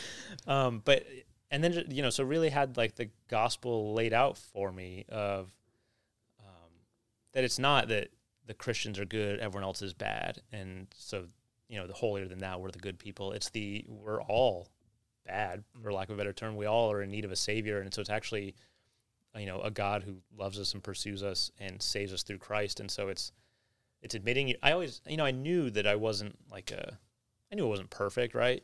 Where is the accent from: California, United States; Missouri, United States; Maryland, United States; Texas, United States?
California, United States; moved away; also born or lived in Orlando; I was from California